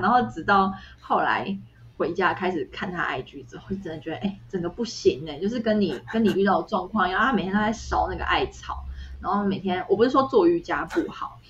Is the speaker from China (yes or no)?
no; Taiwan; moved away; 然后我说，哦，台湾